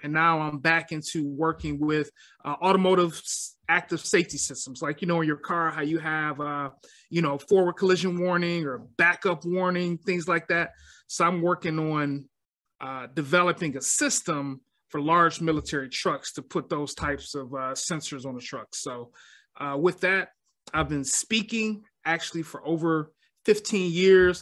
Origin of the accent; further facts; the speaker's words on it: Detroit, Michigan, United States; I am born and raised in Detroit, Michigan